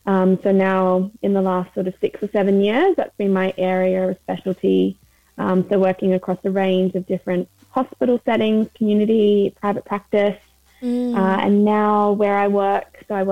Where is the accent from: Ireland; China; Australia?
Australia; now in London, United Kingdom; I'm a registered dietitian. I'm based in London, but I moved over from Australia about 4 years ago.